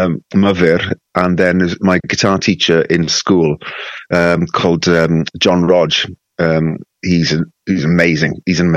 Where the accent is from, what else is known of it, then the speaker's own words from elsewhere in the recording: Wales, United Kingdom; Growing up in Wales, you know, as you probably know, it's very musical. There's music everywhere.